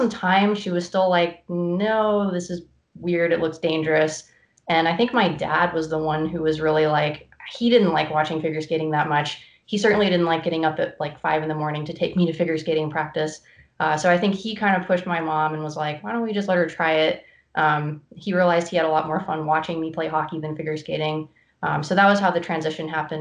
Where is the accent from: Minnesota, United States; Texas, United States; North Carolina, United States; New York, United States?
North Carolina, United States; I grew up in North Carolina, where hockey is not a huge sport